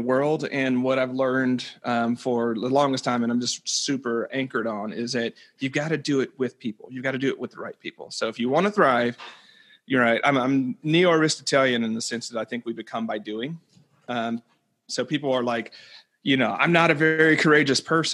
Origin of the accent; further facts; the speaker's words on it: the South, United States; growing up where I grew up in the South